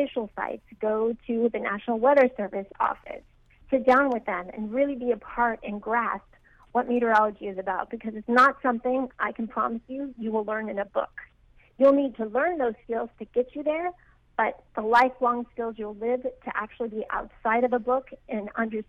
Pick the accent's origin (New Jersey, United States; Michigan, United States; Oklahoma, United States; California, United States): California, United States; Sacramento; now in South Florida, United States; I'm from Sacramento, California